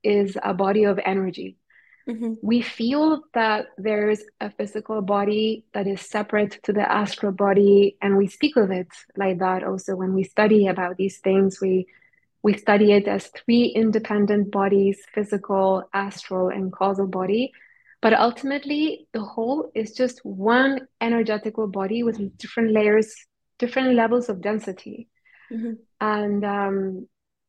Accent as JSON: {"language": "English", "country": "Chile", "tie": "born or raised there", "said": "I'm Indian. And we grew up in South America, in Chile"}